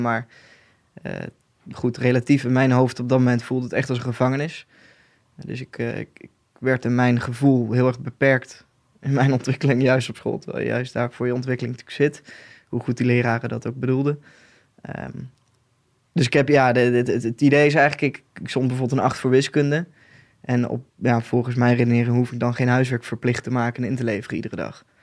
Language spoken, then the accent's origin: Dutch; Boxmeer, North Brabant, Netherlands; moved away as an adult; now in Nijmegen, Netherlands; ik kom uit Boksmeer, een dorpje in Noord-Brabant. Eh, inmiddels woon ik in Nijmegen.